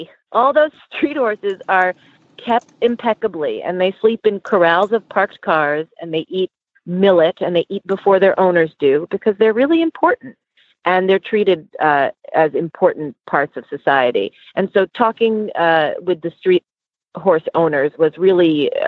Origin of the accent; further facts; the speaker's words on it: New York City, New York, United States; I'm born and raised in New York City, and I actually found horses wherever I could in this city growing up